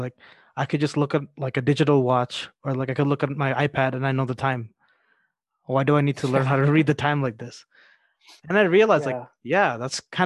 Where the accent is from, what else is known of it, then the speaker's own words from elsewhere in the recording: Toronto, Ontario, Canada; I grew up in Toronto.